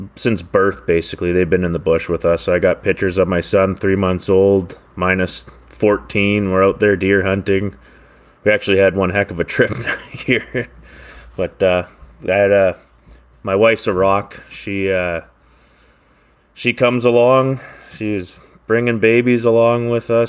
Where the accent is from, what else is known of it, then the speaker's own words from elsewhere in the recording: Maple Ridge, British Columbia, Canada; from the Lower Mainland, uh, Maple Ridge here in B C